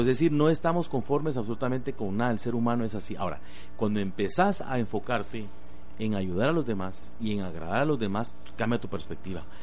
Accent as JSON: {"language": "Spanish", "country": "Guatemala"}